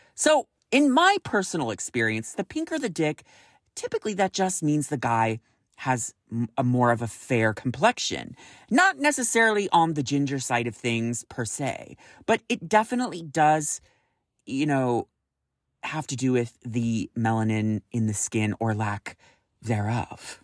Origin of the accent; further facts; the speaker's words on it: Roseville, California, United States; moved away as an adult; now in San Francisco, United States; I grew up in Roseville, California